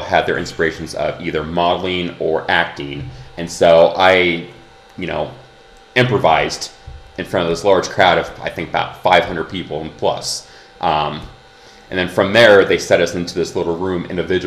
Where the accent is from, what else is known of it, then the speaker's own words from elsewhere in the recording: Kansas, United States; I'm also from the Midwest. I'm from Kansas.